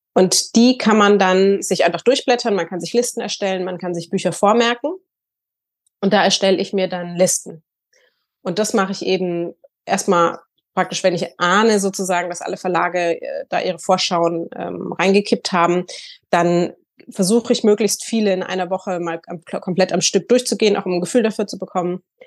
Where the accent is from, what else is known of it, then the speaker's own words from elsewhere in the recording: Hamburg, Germany; also born or lived in Sylt; ich komme aus Hamburg, lebe in Hamburg und Sylt